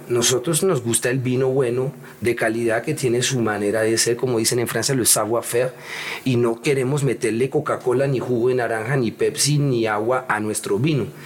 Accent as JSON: {"language": "Spanish", "country": "Colombia", "also_born_or_lived": "New York / Europe", "moved": "as an adult", "said": "me gusta estar en mi tierrita. Yo viví mucho tiempo afuera de Colombia y ya mm, a mí me gusta estar acá"}